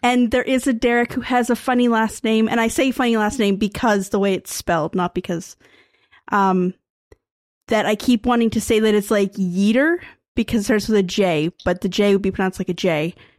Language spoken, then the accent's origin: English; Canada; I'm Canadian